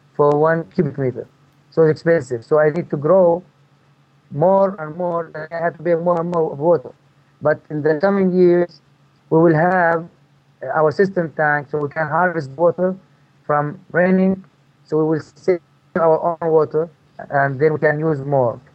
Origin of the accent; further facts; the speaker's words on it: Marda, West Bank, Palestine; moved away as an adult; also born or lived in Chicago / Tennessee; I'm from Palestine, from a town called Marda. I grew up here and I lived all my life in this town except five years.